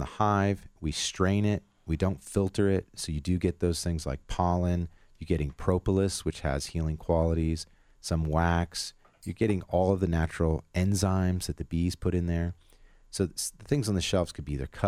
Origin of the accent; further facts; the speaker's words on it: Northwest Ohio, United States; now in Colorado, United States; I grew up in Northwest Ohio